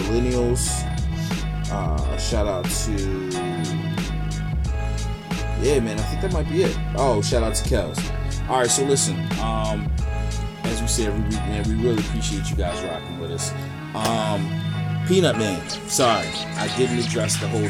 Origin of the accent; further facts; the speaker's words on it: Philadelphia, Pennsylvania, United States; I'm from Philly